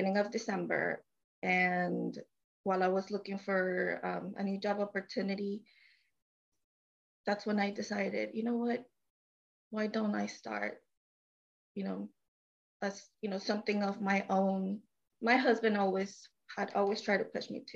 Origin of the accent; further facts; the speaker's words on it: Mexico; now in Houston, United States; I am from Mexico, and I live in Houston, Texas.